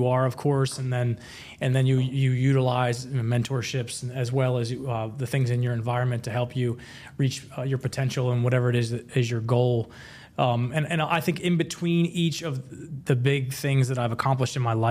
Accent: Eastern Shore of Maryland, United States; moved away as an adult; also born or lived in Virginia; I was raised on the Eastern Shore of Maryland by a single mother working on a farm

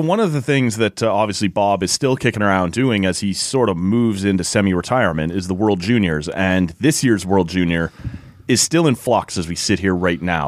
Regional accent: Toronto, Ontario, Canada; now in Ottawa, Canada; if it came to my hometown

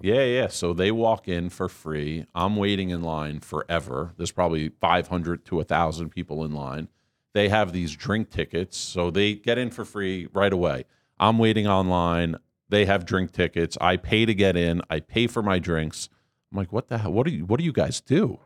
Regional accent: Marlboro, New Jersey, United States; also born or lived in Staten Island, New York; I grew up in Marlborough, New Jersey.

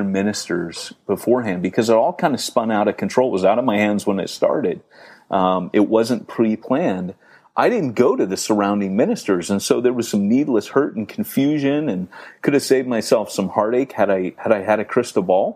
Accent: United States; being typically American and not very British

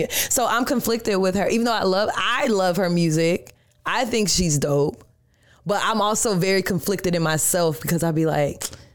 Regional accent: Atlanta, Georgia, United States; also born or lived in New York; now in Orlando, United States; I'm from Atlanta. So when I go back home to Atlanta, everybody knows me.

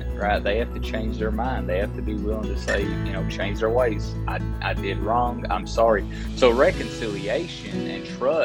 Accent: Appalachia, United States; I was raised in Appalachia

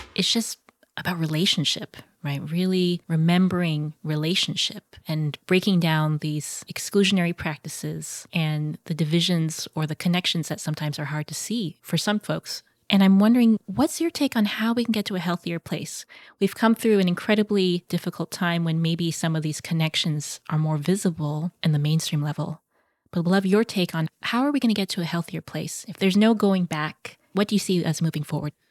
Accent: United States; growing up as a Filipino American

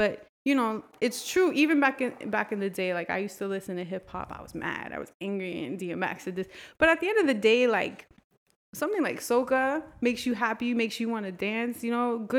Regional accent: United States; I'm American

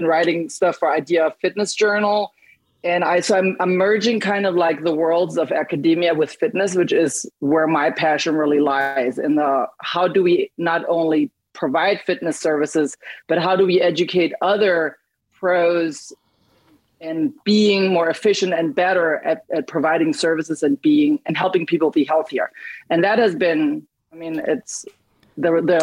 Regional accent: Germany; moved away; I grew up in Germany

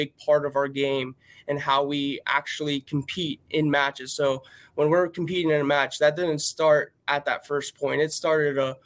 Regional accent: Erie, Pennsylvania, United States; moved away as an adult; also born or lived in Missouri; I grew up right up near Erie, PA

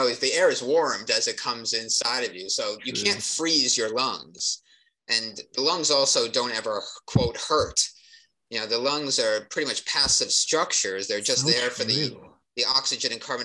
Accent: New Jersey, United States; I grew up in New Jersey

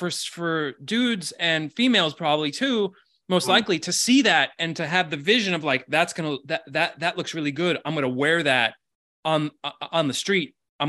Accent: Miami, Florida, United States; I'm originally from Miami Beach. I grew up in Miami.

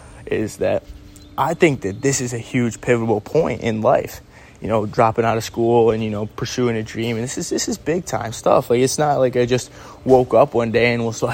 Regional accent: Syracuse, New York, United States; also born or lived in Los Angeles; my hometown, Syracuse, New York

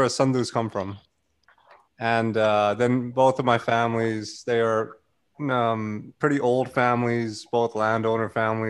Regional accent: India; accent: Indian; I'm clearly Indian. You can hear my accent. It's very thick.

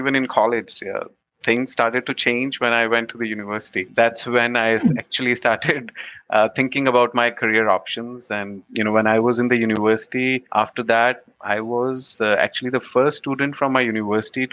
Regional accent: Haryana, India; born or raised there; moved away as an adult; also born or lived in Khanna, Punjab, India / United States; now in Canada

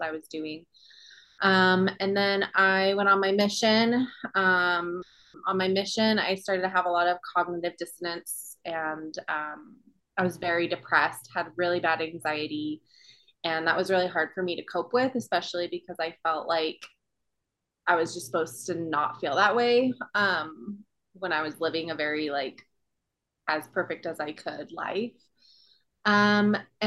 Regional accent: Provo, Utah, United States; born or raised there; also born or lived in Hawaii

